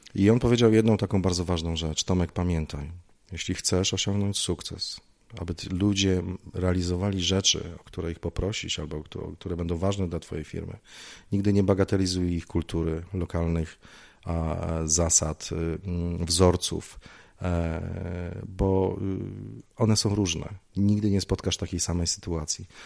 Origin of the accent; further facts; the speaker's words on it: Lublin, Lublin Voivodeship, Poland; also born or lived in Gliwice; wróciłem do rodzinnego Lublina